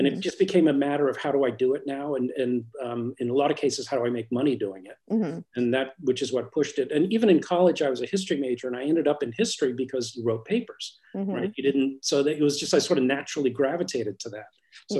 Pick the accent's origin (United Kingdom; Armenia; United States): United Kingdom; Newcastle, North East England; born there; When I was born in Newcastle, and my parents were English.